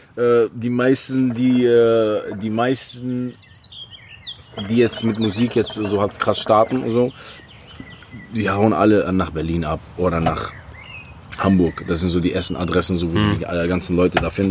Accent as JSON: {"language": "German", "town": "Oran", "region": "Oran Province", "country": "Algeria", "also_born_or_lived": "Gladenbach, Germany", "moved": "yes", "lives_now": "Germany", "said": "ich komme aus Oran, Bruder. Das ist eine 3-Millionen-Stadt"}